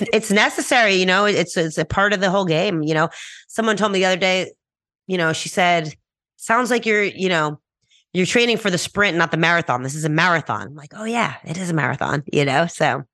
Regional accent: New York, United States; I'm from New York, you know, I'm very blunt, straightforward, fast-talking New Yorker.

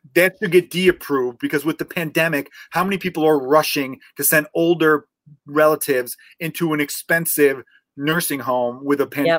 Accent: Chicago, Illinois, United States; growing up in Portage Park

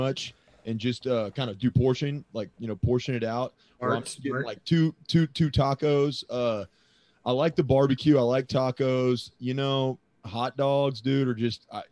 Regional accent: Friendswood, Texas, United States; moved away; I'm from Friendswood originally.

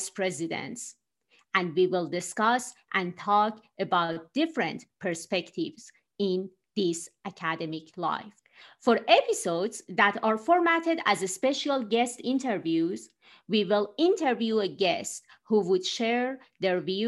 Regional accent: Tehran, Tehran Province, Iran; moved away as an adult; now in United States; I grew up in Tehran, the capital of Iran.

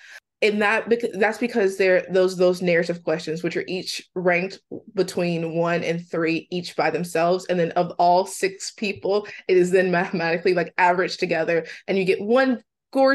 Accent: Mississippi, United States; I'm from Mississippi, and my mom has 4 children

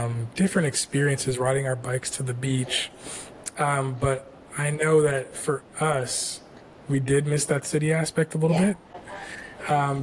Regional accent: Toronto, Ontario, Canada; now in Atlanta, United States; I grew up in Toronto, made my way to Atlanta

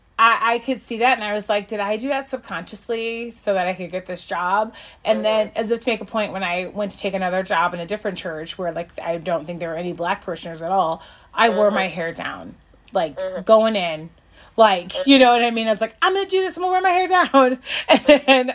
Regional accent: Chicago, Illinois, United States; moved away; I'm some girl from Chicago

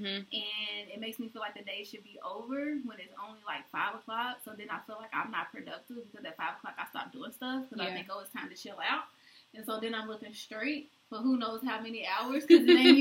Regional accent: Kentucky, United States; moved away; growing up in Kentucky, we for sure get all the seasons

